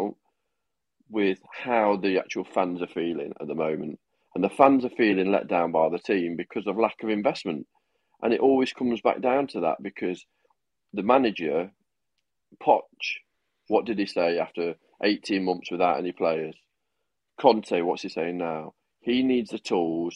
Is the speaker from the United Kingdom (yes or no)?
yes; United Kingdom; I'm British